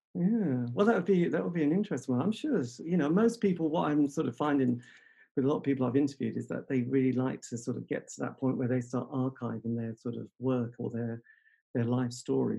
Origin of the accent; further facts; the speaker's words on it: England, United Kingdom; being English